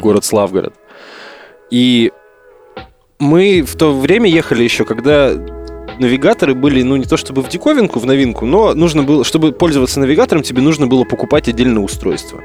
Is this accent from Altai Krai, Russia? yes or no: yes; Altai Krai, Russia; moved away; в родной город на Алтай туда, Алтай Алтайский край